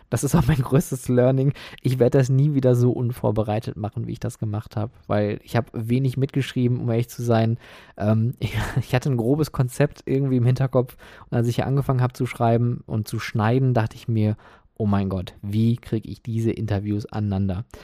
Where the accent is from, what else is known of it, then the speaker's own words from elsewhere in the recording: Oberhausen, North Rhine-Westphalia, Germany; Oder wie in meiner Heimatstadt Oberhausen.